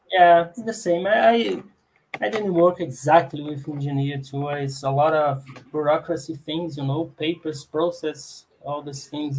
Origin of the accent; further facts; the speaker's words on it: Minas Gerais, Brazil; English is a second language; moved away as an adult; also born or lived in São João del-Rei; now in Brasília, Brazil; was born in Minas Gerais, so I, I did all my my study study phase there